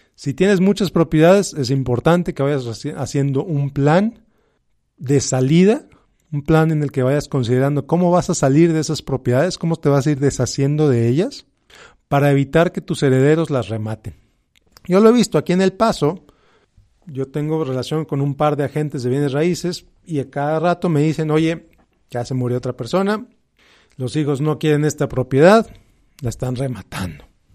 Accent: Mexico; como hispanos, como mexicanos, como latinos

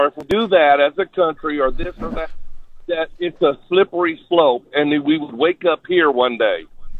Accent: San Antonio, Texas, United States; I grew up in San Antonio. I'll be 64 the last day of this month.

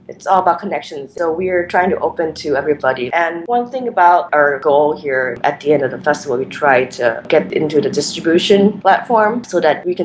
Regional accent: Thailand; I was growing up in Thailand

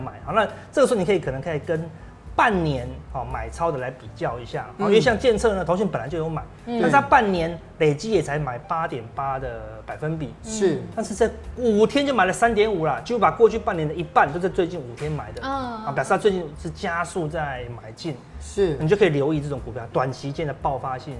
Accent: Taiwan; 我们台湾人的老板都要有些什么一个礼拜就看一次绩效了，

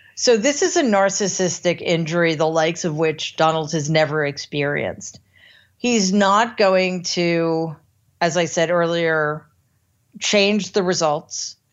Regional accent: United States; as an American

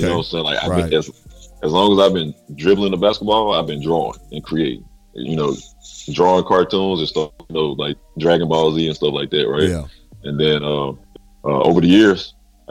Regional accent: Jackson, Mississippi, United States; moved away as an adult; now in Houston, United States; I'm from Jackson, Mississippi, dirty south.

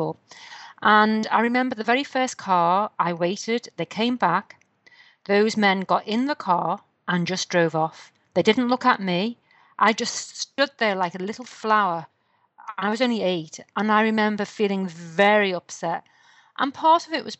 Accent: Liverpool, North West England, United Kingdom; I come from Liverpool in the UK

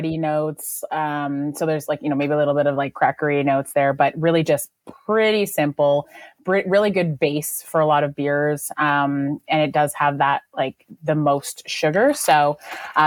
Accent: Malaysia; moved away; I grew up in Asia, and I grew up in Malaysia

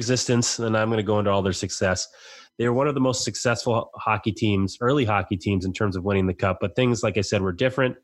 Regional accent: New England, United States; I'm from New England

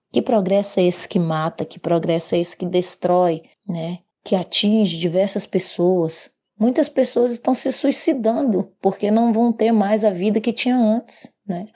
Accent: Minas Gerais, Brazil; sou do estado de Minas Gerais e pertenço ao povo Krenak do estado de Minas

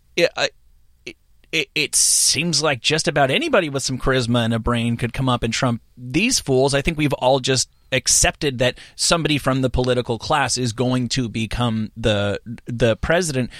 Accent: New Jersey, United States; moved away as an adult; also born or lived in New York; I'm from New Jersey, but I, I was an adult in New, came t-, into adulthood in New York.

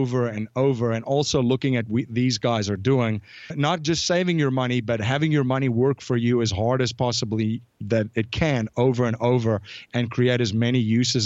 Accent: South Africa; growing up in South Africa, I grew up in a pretty interesting

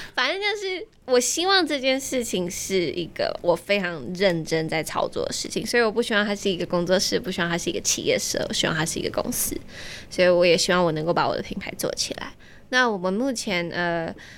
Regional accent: Taiwan; 我们班十三个人，只有我一个台湾人

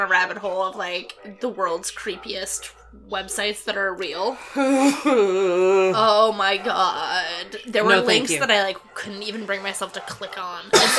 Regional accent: Connecticut, United States; Some of it's filmed in my hometown, too. Oh, cool. In Connecticut, yeah.

